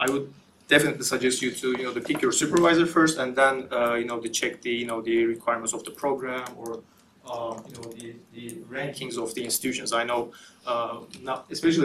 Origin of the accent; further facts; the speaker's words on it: Turkey; moved away as an adult; also born or lived in Germany; I'm from Turkey